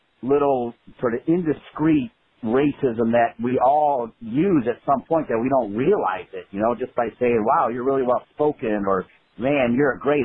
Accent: Midwest, United States; I'm from the Midwest

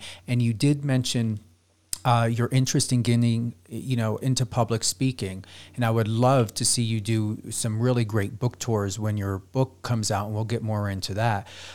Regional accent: East Coast, United States; moved away; also born or lived in Las Vegas / Palm Springs; I'm from the East Coast

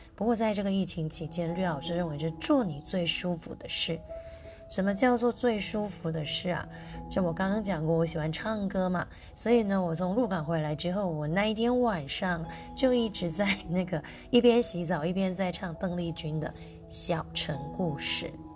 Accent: Lukang, Changhua County, Taiwan; moved away; 我是鹿港通，我从小在鹿港长大

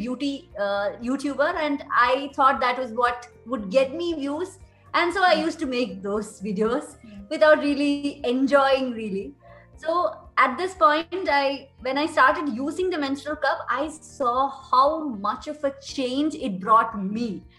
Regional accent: India; as an Indian, we used to have those roots very deeply beforehand

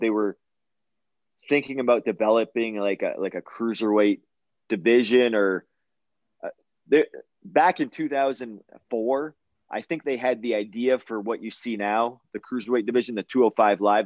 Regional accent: Canada; my home country of Canada

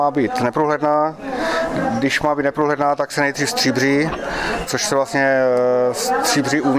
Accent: Horní Bradlo, Pardubice Region, Czechia; my jsme z Horního Bradla, eh, bohužel u nás už eh, výroba byla zrušená loni

